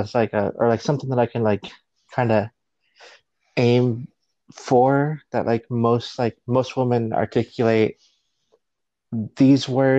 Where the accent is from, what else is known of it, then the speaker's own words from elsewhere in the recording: Florida, United States; I'm from Florida, so I can speak Spanglish